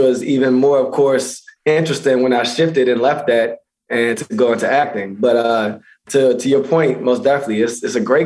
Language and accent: English; Baltimore, Maryland, United States; moved away; also born or lived in Pennsylvania; Originally Baltimore, Maryland. And went to high school in Pennsylvania.